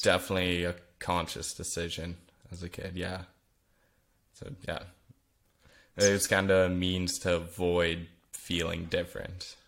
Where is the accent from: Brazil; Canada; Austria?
Canada; Vernon, British Columbia; first language Flemish; English is a second language; being born in Vernon, B C, in Canada, um, I was raised there my whole life.